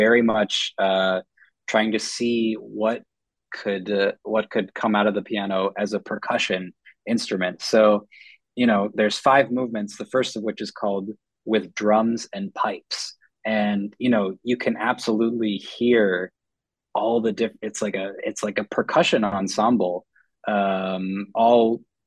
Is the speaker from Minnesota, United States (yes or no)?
yes; Minneapolis, Minnesota, United States; I grew up in Minneapolis